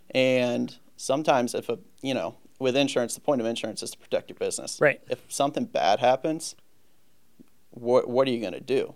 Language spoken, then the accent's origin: English; St. Louis, Missouri, United States; also born or lived in Virginia; born and raised in St. Louis.